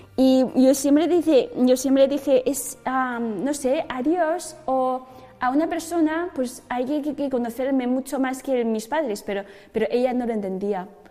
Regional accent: China; Spanish is a second language; moved away; Yo nací en China, en una ciudad em, ni muy grande, pero ni muy pequeño

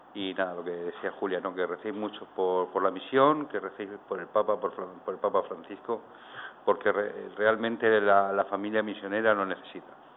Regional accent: Region of Murcia, Spain; now in Valencia, Spain; nosotros no somos naturales de Valencia, somos naturales de Murcia

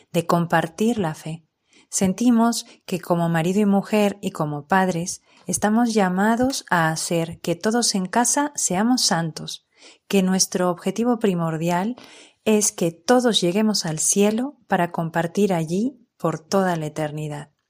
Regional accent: Peru; moved away as an adult; now in Spain; Nosotros somos de Perú y vinimos a España hace casi 15 años con los hijos pequeños

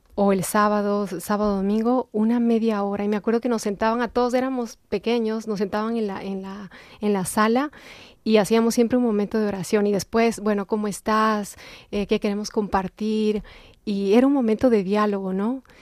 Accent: Quito, Pichincha, Ecuador; moved away; soy ecuatoriana, nací en Quito, Ecuador.

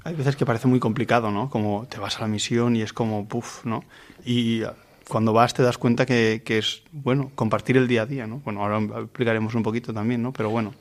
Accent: Vilamarxant, Valencian Community, Spain; Yo soy de Vilamarchant, de la parroquia Santa Catalina de Alejandría

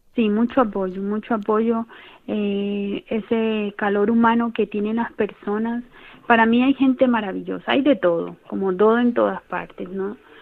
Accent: Colombia; moved away as an adult; also born or lived in Ecuador; now in Cáceres, Spain; Somos natural de, de Colombia, yo migré, eh, bueno, migramos a, Colombia, a Ecuador, vivimos en Ecuador eh, más o menos entre 8 o 10 años

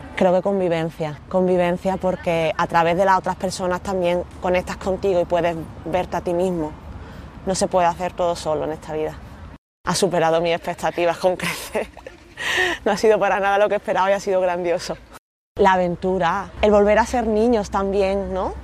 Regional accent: Málaga, Andalusia, Spain; tengo 33 años y soy de Málaga

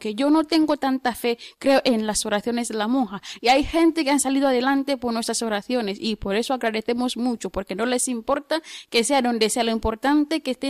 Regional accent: Tanzania; Spanish is a second language; Soy de Tanzania.

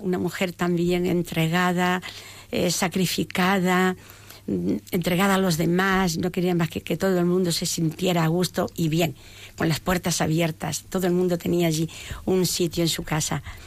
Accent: Peñarroya-Pueblonuevo, Andalusia, Spain; yo vengo de una familia de Córdoba de Córdoba Peñarroya Pueblo Nuevo una familia entrañable

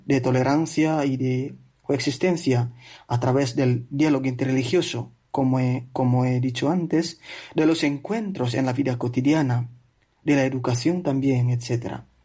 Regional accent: Flores, East Nusa Tenggara, Indonesia; Spanish is a second language; moved away as an adult; also born or lived in Italy; now in Spain; Precisamente de la isla de Flores, que es una de las 17.000 islas de Indonesia.

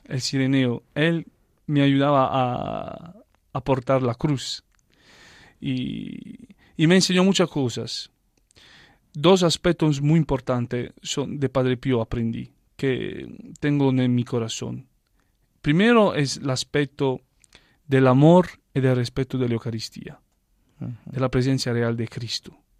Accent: Taranto, Apulia, Italy; Spanish is a second language; moved away as an adult; now in Belgium; desde Taranto donde yo nací y crecí

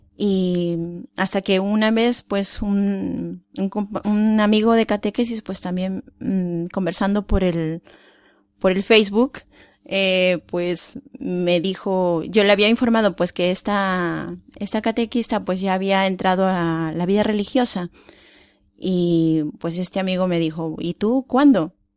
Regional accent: Peru; moved away; yo soy de Perú

